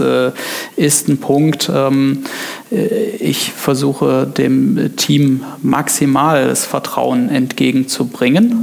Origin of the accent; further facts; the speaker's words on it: Neuwied, Rhineland-Palatinate, Germany; moved away as an adult; now in Koblenz, Germany; ich ähm bin gebürtiger Weller, also quasi Westerwälder, ja. ähm, in Neuwied geboren, ähm, ja, auf dem Plattenland äh, aufgewachsen